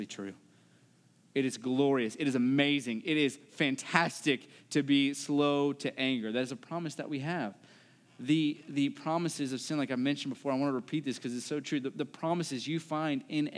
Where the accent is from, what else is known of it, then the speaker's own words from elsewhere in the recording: West Virginia, United States; I'm from West Virginia